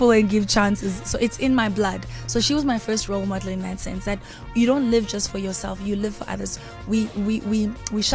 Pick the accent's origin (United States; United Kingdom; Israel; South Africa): South Africa; from South Africa. I'm made in South Africa.